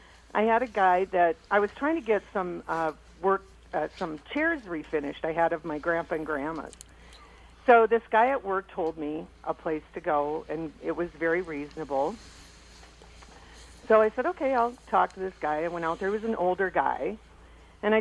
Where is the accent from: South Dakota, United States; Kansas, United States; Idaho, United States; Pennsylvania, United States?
South Dakota, United States; now in Minnesota, United States; I'm from South Dakota